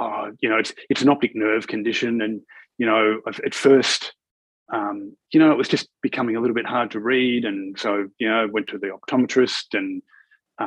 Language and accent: English; Melbourne, Victoria, Australia; I grew up in Melbourne, and in the northern suburbs of Melbourne, in a suburb called Bundoora